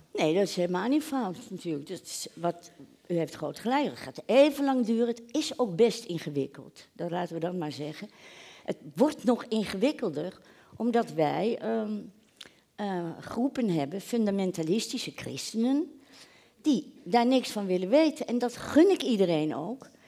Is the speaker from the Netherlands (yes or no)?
yes; The Hague, South Holland, Netherlands; ik kom uit Den Haag